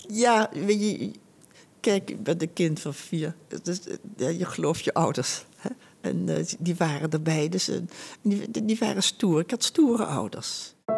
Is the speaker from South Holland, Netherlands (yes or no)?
no; Huizen, North Holland, Netherlands; ik ben bijna 83 en ik ben geboren in Huizen